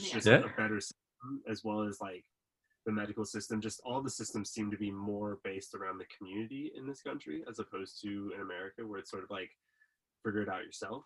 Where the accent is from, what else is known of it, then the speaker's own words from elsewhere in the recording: California, United States; moved away as an adult; now in Australia; I grew up in California